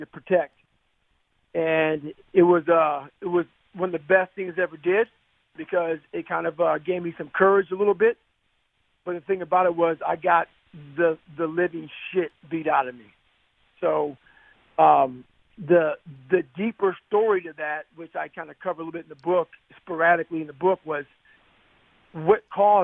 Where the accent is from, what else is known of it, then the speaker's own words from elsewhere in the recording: Brazil, Indiana, United States; There was like only about 5 black families in Brazil at that time.